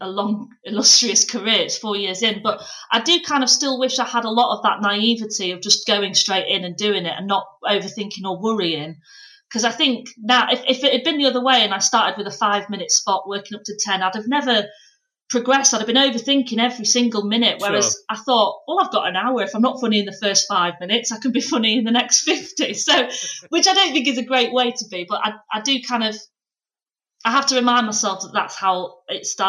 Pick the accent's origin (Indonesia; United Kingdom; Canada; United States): United Kingdom; Pannal, Yorkshire and the Humber